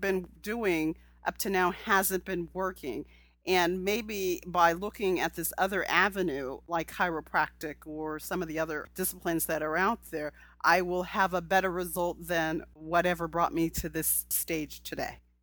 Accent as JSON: {"language": "English", "region": "California", "country": "United States", "said": "I'm from California where there's a lot of diversity of thought"}